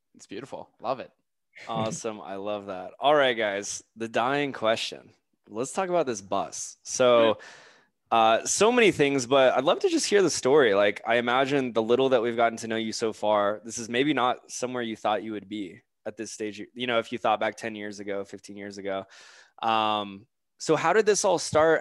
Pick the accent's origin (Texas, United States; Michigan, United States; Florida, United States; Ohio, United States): Florida, United States; moved away as an adult; also born or lived in Charleston, South Carolina / Denver; I'm actually from Florida